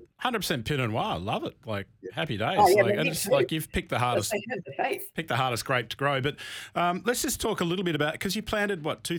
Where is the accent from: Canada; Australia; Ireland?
Australia; as an Australian